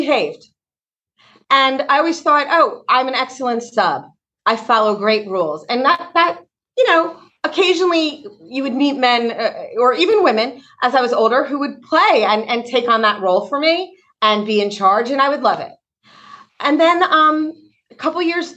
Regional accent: East Coast, United States; moved away; also born or lived in Atlanta; I'm from the East Coast

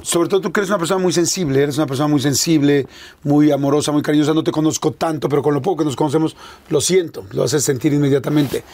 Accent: Mexico City, Mexico; yo toda la vida aquí, yo nací aquí este, pues yo nací en el 71

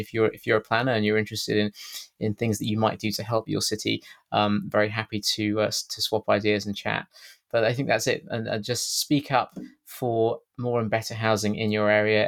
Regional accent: United Kingdom; accent: British; my strange British accent

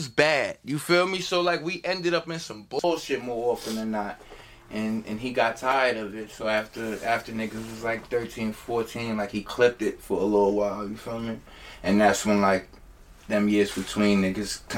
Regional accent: Hackensack, New Jersey, United States; I'm the oldest from Hackensack, I'm from Jersey

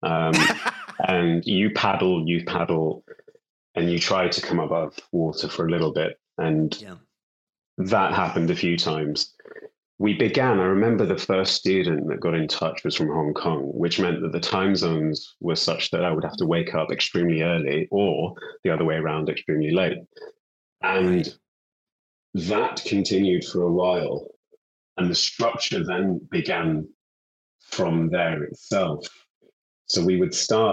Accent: Bradford, Yorkshire and the Humber, United Kingdom; moved away as an adult; also born or lived in London; I'm from Bradford in West Yorkshire. I was born and brought up there.

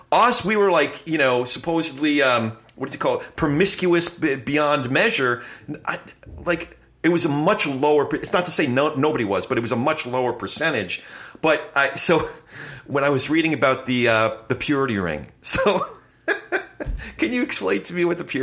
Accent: Manalapan, New Jersey, United States; my family's all from Brooklyn, but I grew up in Freehold, or the Freehold area. We were in Manalapan

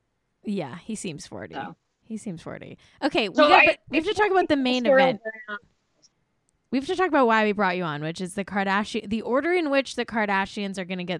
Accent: Manhattan Beach, California, United States; he literally lives in my hometown of Manhattan Beach.

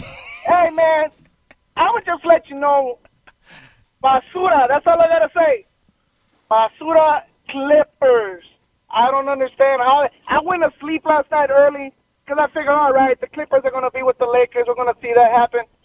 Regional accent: Los Angeles, California, United States; I was born in L.A., but my parents are from Ecuador.

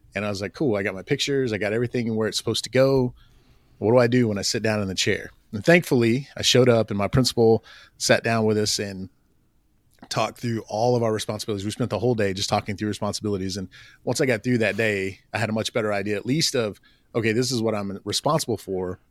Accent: Oklahoma, United States; I grew up in Oklahoma

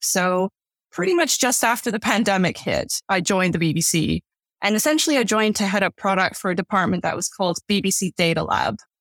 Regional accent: Canada; moved away as an adult; now in London, United Kingdom; I was born and raised in Canada

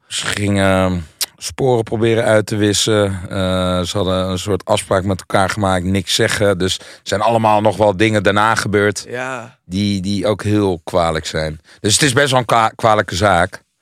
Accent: Hilversum, North Holland, Netherlands; Ik kom zelf uit Hilversum

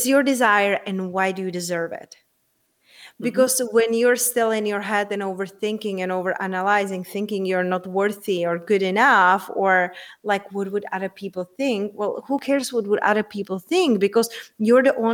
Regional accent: Czechia; moved away; also born or lived in London, United Kingdom; I'm originally from Czech Republic and I used to live in the UK. I used to live in London

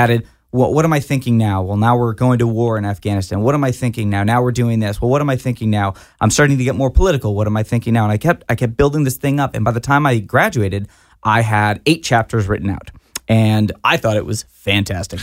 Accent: Fort Worth, Texas, United States; I grew up in Fort Worth, Texas

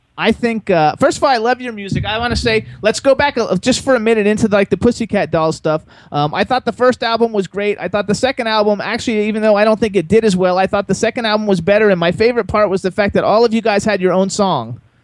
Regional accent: Miami, Florida, United States; moved away as an adult; now in New Hope, United States; I was born in Miami like you and raised in South Florida my whole life

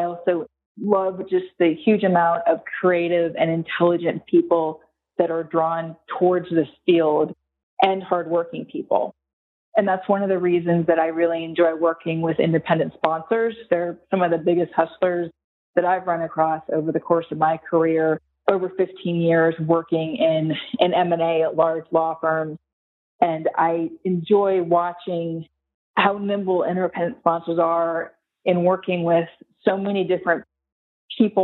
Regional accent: Charlotte, North Carolina, United States; also born or lived in California / Raleigh, North Carolina; I grew up in Charlotte, North Carolina

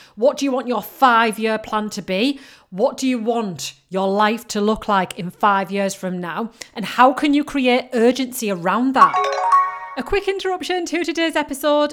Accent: Yorkshire and the Humber, United Kingdom; I'm from Yorkshire

